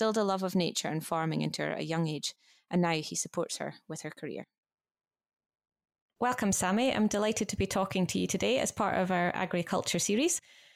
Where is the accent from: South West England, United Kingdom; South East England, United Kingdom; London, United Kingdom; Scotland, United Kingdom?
Scotland, United Kingdom; Scottish Borders; I'm a fellow Borders girl myself, from a farm in the Borders too.